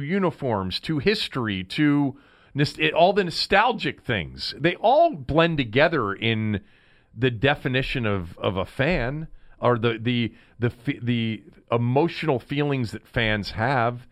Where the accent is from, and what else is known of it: Washington, District of Columbia, United States; born or raised there